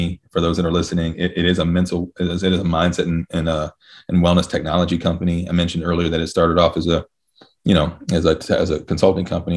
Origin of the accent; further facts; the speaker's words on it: Virginia, United States; also born or lived in Cincinnati, Ohio; I was born in Cincinnati and raised in Virginia.